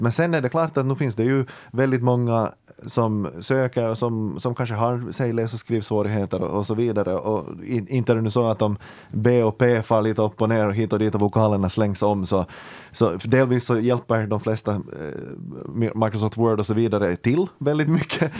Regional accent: Ekenäs, Uusimaa, Finland; jag kommer från Ekenäs

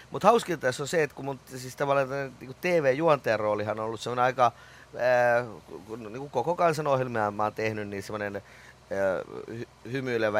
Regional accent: Riihimäki, Kanta-Häme, Finland; also born or lived in Kouvola; kyllä mä oon kotoisin Riihimäeltä, mut mä oon syntynyt Kouvolasta

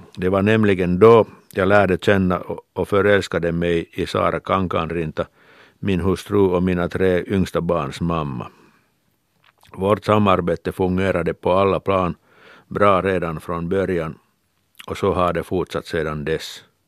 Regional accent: Kirkkonummi, Uusimaa, Finland; Jag har vuxit upp vid Finska vikens kust i Kyrkslätt

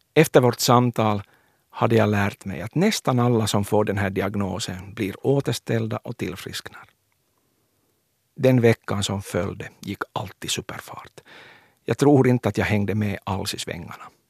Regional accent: Kronoby, Ostrobothnia, Finland; Jag föddes i Kronoby 1972.

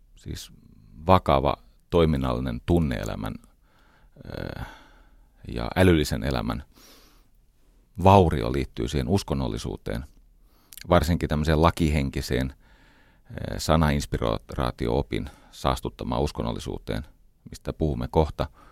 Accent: Espoo, Uusimaa, Finland; Mä olen varttunut Iivisniemessä

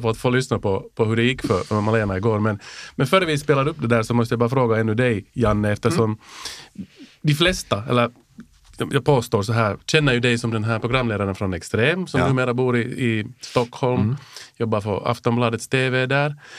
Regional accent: Helsinki, Uusimaa, Finland; accent: Finland Swedish; en sån här Helsingforsbo som jag

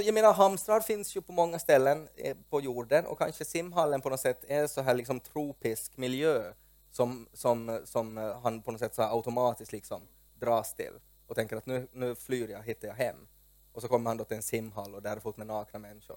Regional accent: Porvoo, Uusimaa, Finland; i min hemby Pormo

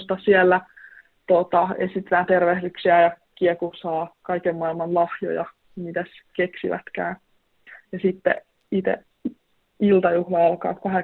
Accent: Vantaa, Uusimaa, Finland; moved away as an adult; now in Oulu, Finland; Mä oon kasvanut Vantaalla, mutta mun suku on tuolta Inarista kotoisin

